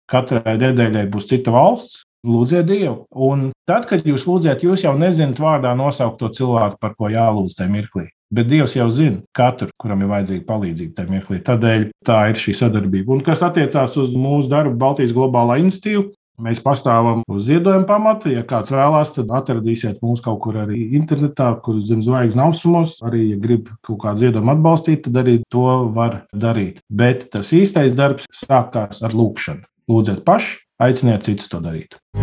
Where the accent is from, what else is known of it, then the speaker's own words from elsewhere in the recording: Latvia; mēs esam no Latvijas